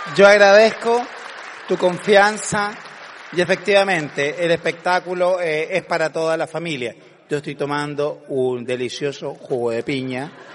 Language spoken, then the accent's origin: Spanish; Coquimbo, Chile; Coquimbo, mi tierra natal. De Coquimbo soy.